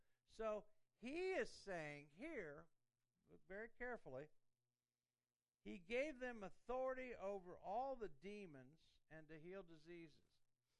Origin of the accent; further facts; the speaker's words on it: Indiana, United States; also born or lived in Columbus, Ohio; I grew up in Indiana, so I loved Indiana sports. I mean, I was a big IU basketball fan, Bobby Knight, and I went to Purdue and so forth. And then we went to Ohio. I lived in Columbus, Ohio.